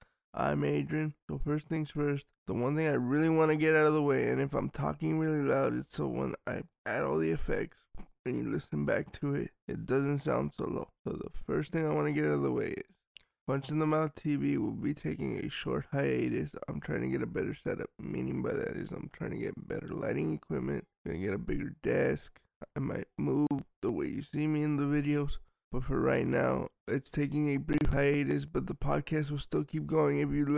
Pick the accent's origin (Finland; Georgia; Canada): Georgia; He's from Russia, I'm from Georgia, and we all know Russia. What they're doing in Ukraine now. What they did to Georgia.